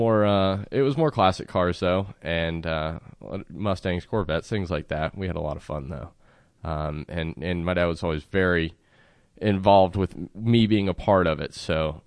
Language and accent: English; South Carolina, United States; In South Carolina.